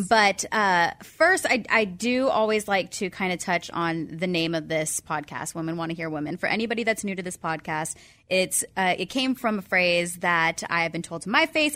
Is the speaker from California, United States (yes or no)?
yes; San Diego, California, United States; I grew up in San Diego